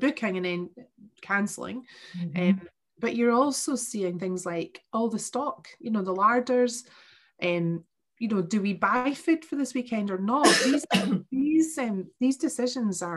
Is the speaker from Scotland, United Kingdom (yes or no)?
yes; Stirling, Scotland, United Kingdom; also born or lived in Cumbernauld; we moved from Cumbernauld to Stirling